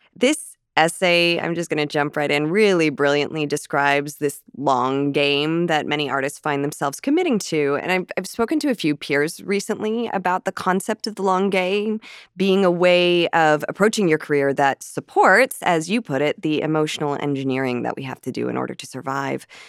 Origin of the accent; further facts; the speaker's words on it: Canada; a Canadian actress